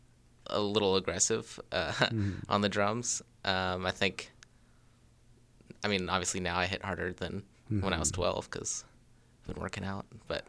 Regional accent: Ashburn, Virginia, United States; moved away as an adult; also born or lived in Harrisonburg, Virginia; now in Frederick, United States; I'm from Northern Virginia. Okay. I grew up in Ashburn. Then I went to Harrisonburg, and then I moved here.

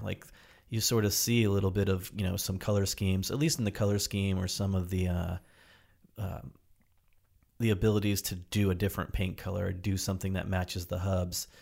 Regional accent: New Jersey, United States; now in Portland, United States; my buddies and I grew up in New Jersey

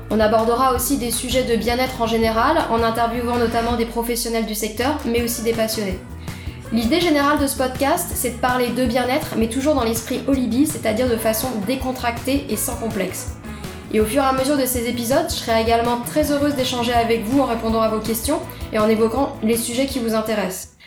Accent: Nancy, Grand Est, France; moved away as an adult; also born or lived in Paris; Non, je suis de Nancy.

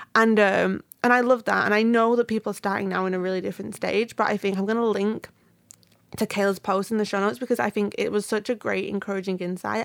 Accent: United Kingdom; I'm British.

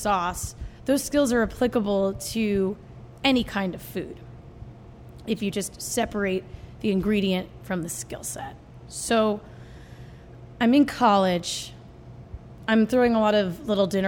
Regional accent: New Jersey, United States; also born or lived in New York City; I was born in the city and grew up in New Jersey with her

